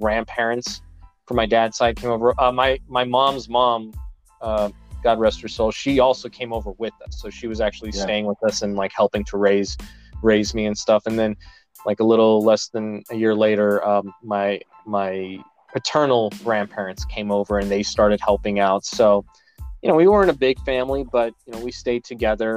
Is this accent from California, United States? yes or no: yes; Los Angeles, California, United States; born or raised there; also born or lived in Ukraine